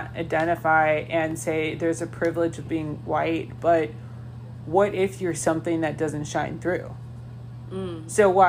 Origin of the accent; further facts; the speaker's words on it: Philippines; I am Chinese, but I'm Filipino.